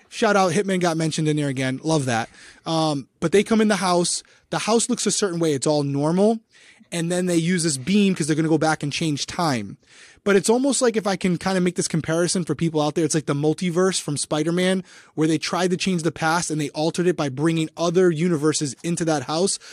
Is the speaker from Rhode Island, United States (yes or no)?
yes; Rhode Island, United States; accent: Rhode Island; my Rhode Island accent